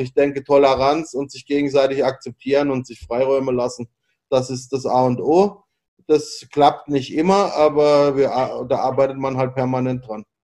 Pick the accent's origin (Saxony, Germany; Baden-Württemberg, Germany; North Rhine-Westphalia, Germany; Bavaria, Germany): Baden-Württemberg, Germany; Freiburg; moved away as an adult; also born or lived in Hong Kong / Hanoi, Vietnam / Augsburg; now in Bangkok, Thailand; ich komme halt aus, halt aus Freiburg, ist eine schöne kleine Stadt, da fahre ich ja heute noch gerne hin